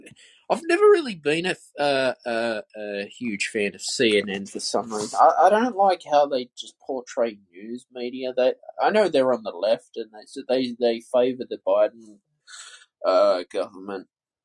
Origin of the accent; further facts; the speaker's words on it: Sydney, New South Wales, Australia; Sydney, Australia.